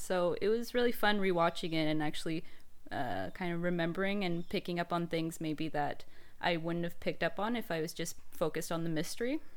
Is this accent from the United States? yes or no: no; Canada; I'm Canadian